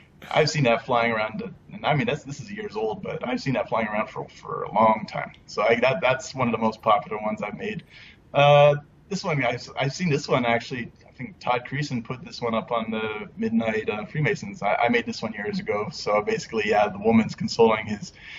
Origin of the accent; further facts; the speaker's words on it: Canada; moved away as an adult; now in Korea; me being Canadian